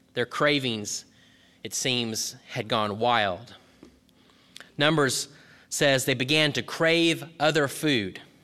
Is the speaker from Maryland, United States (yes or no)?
no; Texas, United States; When I was growing up in Texas